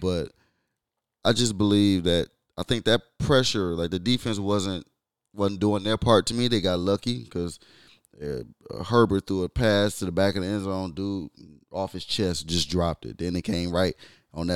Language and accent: English; Michigan, United States; I'm from Michigan